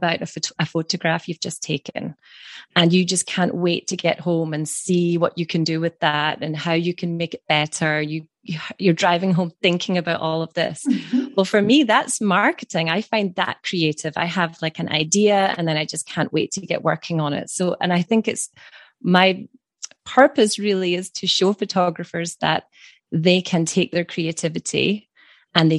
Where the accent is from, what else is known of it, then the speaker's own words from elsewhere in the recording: Scotland, United Kingdom; from Scotland